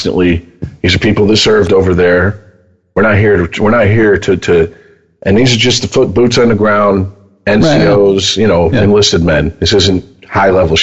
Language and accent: English; United States; we're American